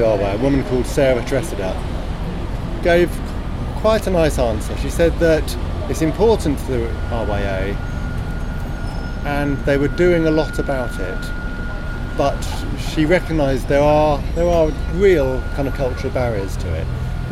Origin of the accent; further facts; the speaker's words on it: Hayling Island, South East England, United Kingdom; now in Brixton, United Kingdom; As a teenager, I grew up on Hayling Island, which is near Portsmouth on the south coast